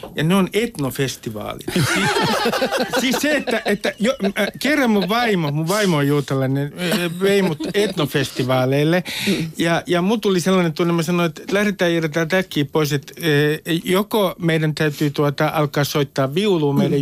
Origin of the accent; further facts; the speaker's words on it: Nummi-Pusula, Uusimaa, Finland; first language Finnish; Suomi on mulle Nummipusulan urheilukenttä, olen Nummipusulasta